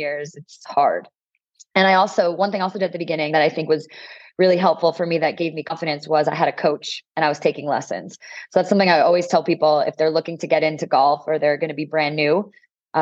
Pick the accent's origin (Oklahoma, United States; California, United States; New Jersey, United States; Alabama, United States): New Jersey, United States; moved away as an adult; now in San Diego, United States; I'm originally from the East Coast. I grew up in New Jersey, went to college there, and then lived in North Jersey